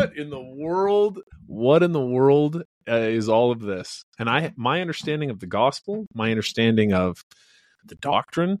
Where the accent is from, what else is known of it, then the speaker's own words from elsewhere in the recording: Western Idaho, United States; Growing up in Western Idaho